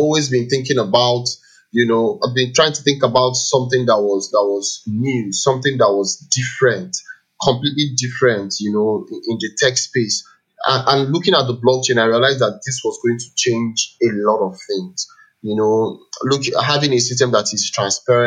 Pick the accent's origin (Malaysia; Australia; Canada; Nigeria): Nigeria; Enugu, Enugu State; I grew up in Enugu.